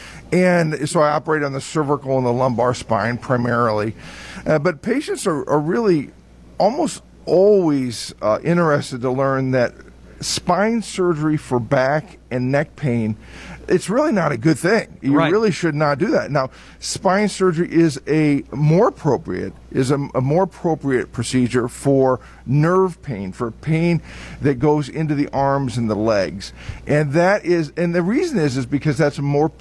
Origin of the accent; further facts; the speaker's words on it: Muncie, Indiana, United States; now in Beaver Dam, United States; Originally from Muncie, Indiana.